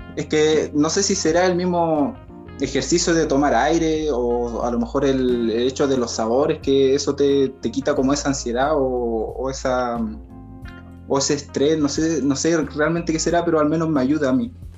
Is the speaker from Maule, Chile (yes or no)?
yes; Talca, Maule, Chile; yo soy de Talca